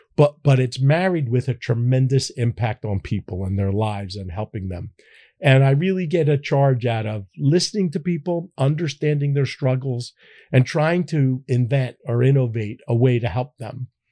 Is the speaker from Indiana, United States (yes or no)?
no; Philadelphia, Pennsylvania, United States; I'm a Philadelphian. I was born here